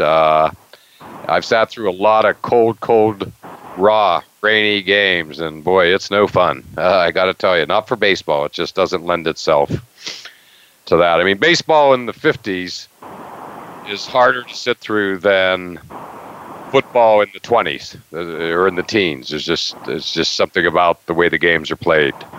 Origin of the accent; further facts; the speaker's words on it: Western Pennsylvania, United States; moved away; the Pittsburgh Pirates, the team I grew up with in Western Pennsylvania